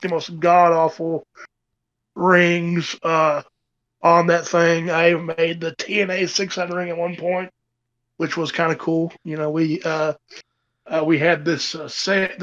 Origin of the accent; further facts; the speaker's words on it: Tennessee, United States; where my hometown is in Tennessee.